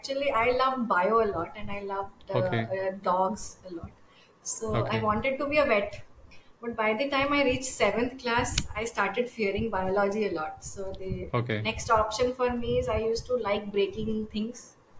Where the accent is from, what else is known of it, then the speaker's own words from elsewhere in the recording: India; also born or lived in Chennai / Hyderabad / Secunderabad; I grew up all over India. So my father was in a transferable job. So I changed around 14 schools in 12 years. So I've stayed from JNK to the south, Chennai. I did my 10th, 11th, 12th in Hyderabad.